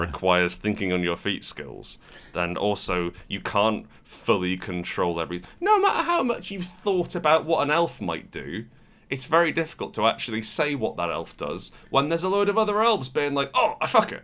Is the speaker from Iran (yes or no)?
no; United Kingdom